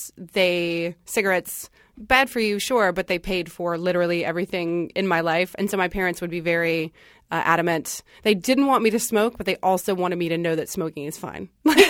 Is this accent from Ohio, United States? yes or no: no; North Carolina, United States; I grew up in North Carolina.